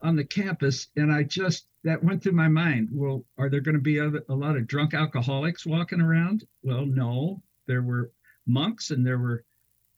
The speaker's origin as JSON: {"language": "English", "town": "Lexington", "region": "Kentucky", "country": "United States", "said": "I'm from Lexington."}